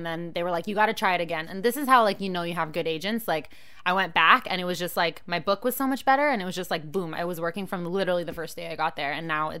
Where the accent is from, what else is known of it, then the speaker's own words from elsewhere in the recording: Canada; I'm too Canadian for that shit.